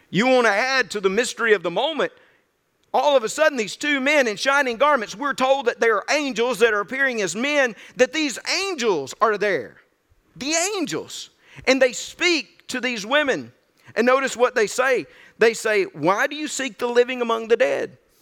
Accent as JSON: {"language": "English", "town": "Birmingham Ridge", "region": "Mississippi", "country": "United States", "tie": "born or raised there", "also_born_or_lived": "Zachary", "moved": "yes", "said": "growing up on Birmingham Ridge in North Mississippi, I didn't venture out a whole lot"}